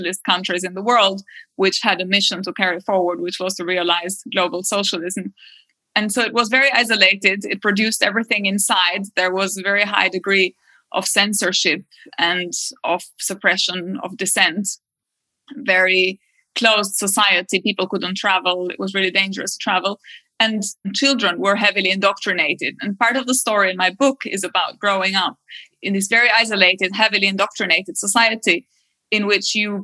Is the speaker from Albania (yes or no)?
yes; Albania; when I grew up in Albania in the 80s, the country was very isolated